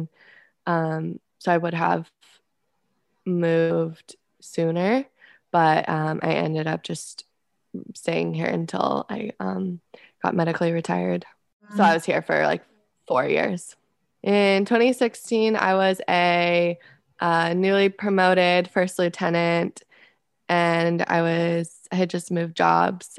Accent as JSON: {"language": "English", "town": "Scottsdale", "region": "Arizona", "country": "United States", "also_born_or_lived": "Fort Sill, Oklahoma", "moved": "as an adult", "said": "I'm from Scottsdale, Arizona"}